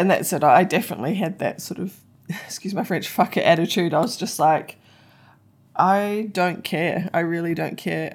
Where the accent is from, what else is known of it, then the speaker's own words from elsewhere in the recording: New Zealand; me being a Kiwi